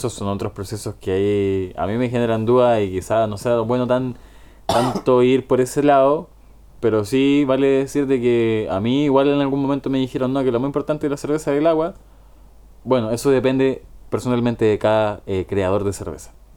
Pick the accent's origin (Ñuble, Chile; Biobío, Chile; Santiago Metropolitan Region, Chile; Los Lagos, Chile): Ñuble, Chile; Chillán; moved away; Yo me fui hace 8 años de Chillán, 9 años más o menos. No, más, hace 10 años ya de Chillán. Y volví hace, puta, comienzo de pandemia, marzo de 2020.